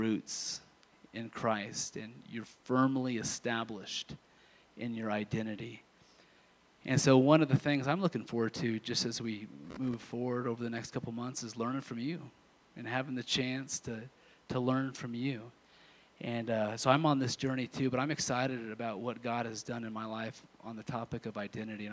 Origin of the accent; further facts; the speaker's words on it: Kansas, United States; moved away; I'm from Kansas initially